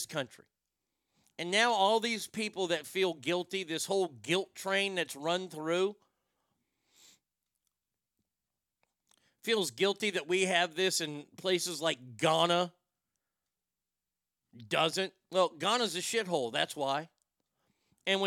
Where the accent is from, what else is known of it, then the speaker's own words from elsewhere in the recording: United States; As an American who votes, I'm a registered voter